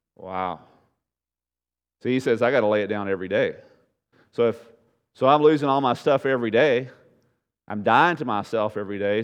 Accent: United States; American Christians

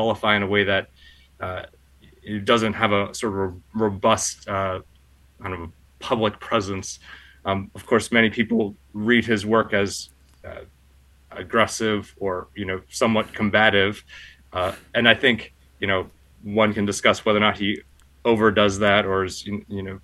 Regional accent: Pennsylvania, United States; moved away as an adult; also born or lived in Baltimore / Germany / Chicago; now in Washington, D.C., United States; I grew up in the Church of the Brethren in Pennsylvania

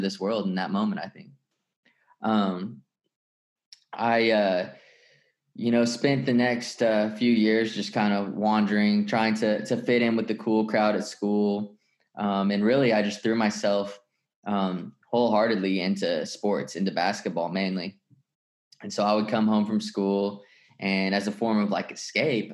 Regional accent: Tulsa, Oklahoma, United States; I grew up in Tulsa, Oklahoma

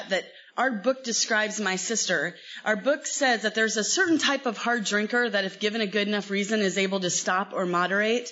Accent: Los Angeles, California, United States; I'm from L.A. I was born in Los Angeles

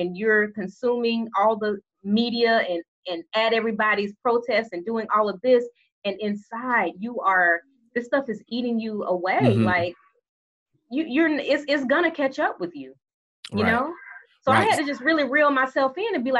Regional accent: Alabama, United States; accent: country; I am from Alabama, okay? Mm-hmm. So I am comfortable, so that means that my country accent is going to, like, leap out

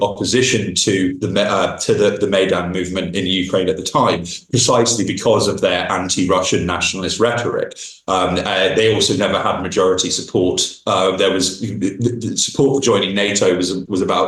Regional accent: United Kingdom; moved away; I returned to my home country of Britain

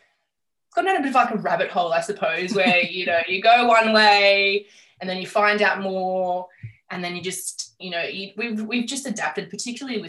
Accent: Campbelltown, New South Wales, Australia; moved away as an adult; also born or lived in Adelaide, Australia; I born and bred in Campbelltown. We grew up in St. Andrews.

